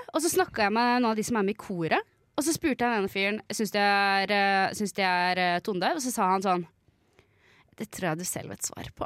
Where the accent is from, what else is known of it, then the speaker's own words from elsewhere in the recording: Kirkenes, Finnmark, Norway; jeg er født i Finnmark, Kirkenes